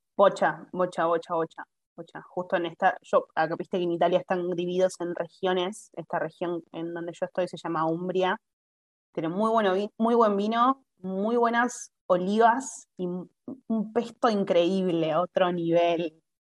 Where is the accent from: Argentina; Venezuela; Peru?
Argentina; first language Spanish; moved away as an adult; now in Italy; yo soy argentina